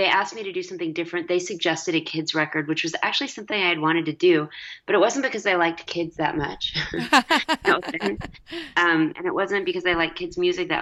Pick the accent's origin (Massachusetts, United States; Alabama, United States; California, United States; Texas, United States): Texas, United States; Dallas; I'm a nice Jewish girl from Texas